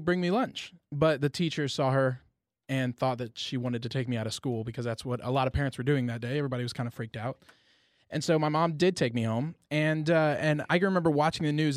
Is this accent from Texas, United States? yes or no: yes; Friendswood, Texas, United States; I grew up in Friendswood, Texas